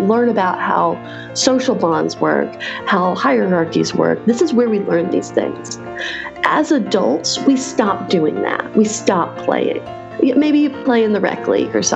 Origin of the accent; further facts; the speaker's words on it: Raleigh, North Carolina, United States; my hometown of Raleigh, North Carolina